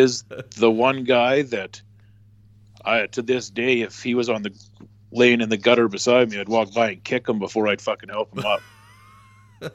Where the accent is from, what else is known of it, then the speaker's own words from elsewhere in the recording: Western Canada, Canada; I'm coming from Western Canada